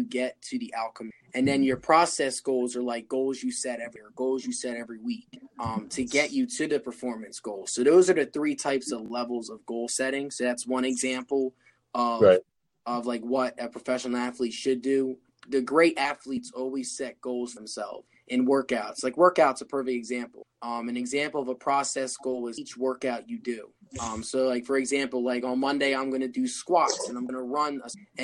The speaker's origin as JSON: {"language": "English", "town": "Wilmington", "region": "Delaware", "country": "United States", "said": "I'm from Wilmington, Delaware"}